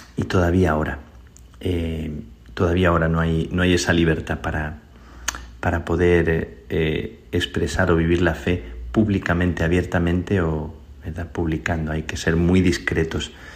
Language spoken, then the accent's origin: Spanish; Spain; soy español